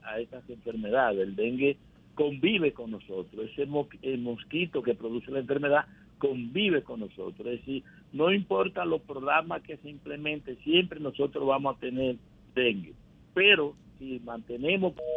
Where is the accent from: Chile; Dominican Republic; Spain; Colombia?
Dominican Republic